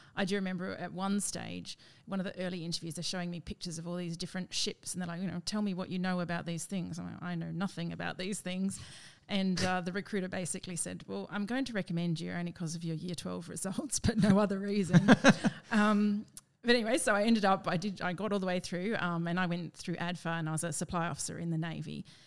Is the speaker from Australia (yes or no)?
yes; Perth, Western Australia, Australia; moved away as an adult; also born or lived in Brisbane; Perth, which is my hometown